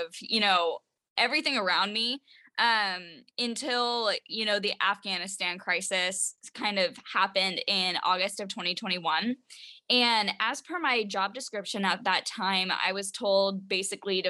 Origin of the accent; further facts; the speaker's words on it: Washington, United States; I started working with politicians around my home state, which was Washington.